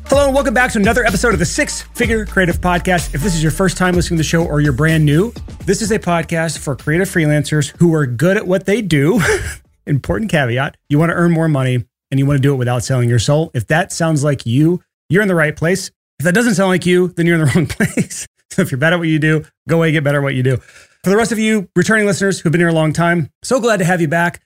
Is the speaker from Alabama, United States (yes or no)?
yes; Alabama, United States; I'm from Alabama.